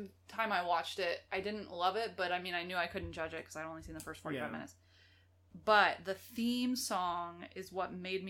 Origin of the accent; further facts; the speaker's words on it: United States; We're American.